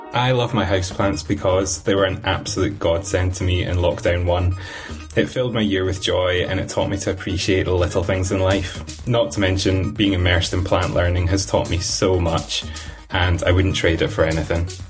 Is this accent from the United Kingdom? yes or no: yes; Stirling, Scotland, United Kingdom; I'm from Stirling in Scotland